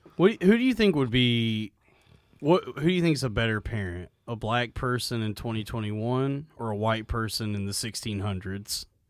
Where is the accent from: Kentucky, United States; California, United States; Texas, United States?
Texas, United States; growing up in Texas